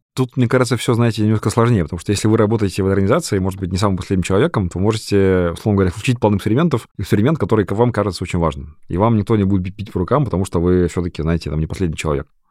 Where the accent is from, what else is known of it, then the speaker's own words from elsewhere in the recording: Kamchatka Krai, Russia; я вырос на Камчатке